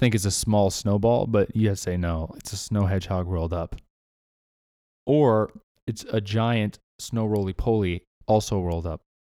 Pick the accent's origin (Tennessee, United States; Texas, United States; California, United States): California, United States; Southern; moved away; I'm from Southern California